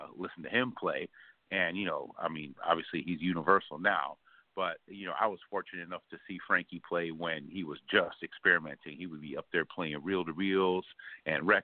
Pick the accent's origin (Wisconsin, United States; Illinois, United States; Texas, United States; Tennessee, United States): Illinois, United States; Chicago; I'm from the Windy City of Chicago, born and raised